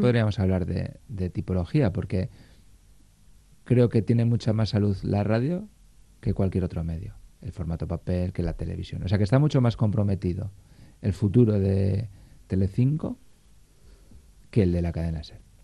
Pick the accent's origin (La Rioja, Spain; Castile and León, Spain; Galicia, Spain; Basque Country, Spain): Basque Country, Spain; somos vascos